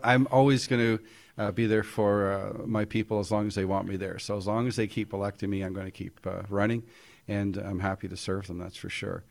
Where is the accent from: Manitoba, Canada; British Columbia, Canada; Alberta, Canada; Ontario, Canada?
Ontario, Canada; Toronto; I was born in Toronto